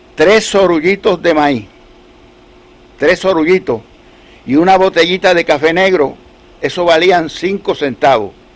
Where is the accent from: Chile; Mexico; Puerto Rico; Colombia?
Puerto Rico; Adjuntas; also born or lived in Utuado; adjuntas eh, es mi pueblo porque yo nací en Pellea y me registraron acá en Utuado en el 1928